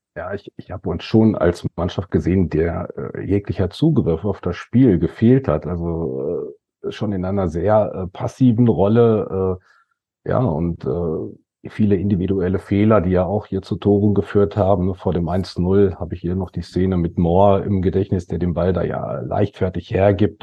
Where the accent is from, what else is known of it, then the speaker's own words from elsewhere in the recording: Datteln, North Rhine-Westphalia, Germany; wenn du hier in der Siedlung, ich komme ja aus Datteln, groß geworden bist